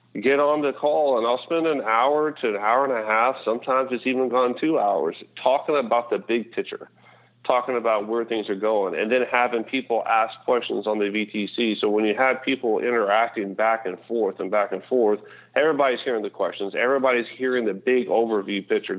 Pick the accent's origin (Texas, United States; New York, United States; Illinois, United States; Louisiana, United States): Texas, United States; I'm from Texas